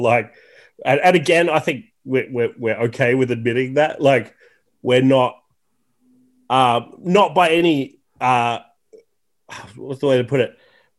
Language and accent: English; Tasmania, Australia; accent: Australian; I'm from Tasmania, which is, we have, I think, some of the milder Australian accents. Like, if you go up to Queensland, that's where you get the Steve Irwin kind of accent. And I don't think I have that. Like, obviously, I have an accent